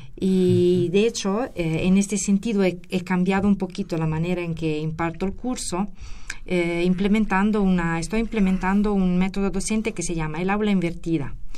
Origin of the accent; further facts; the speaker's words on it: Italy; moved away as an adult; also born or lived in Querétaro, Mexico; now in Mexico City, Mexico; Yo la licenciatura la obtuve en Geología en Italia, soy de, soy de Italia.